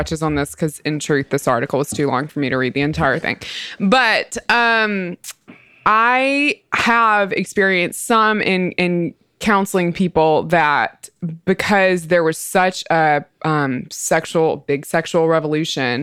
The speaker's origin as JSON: {"language": "English", "region": "Mississippi", "country": "United States", "said": "I'm from Mississippi"}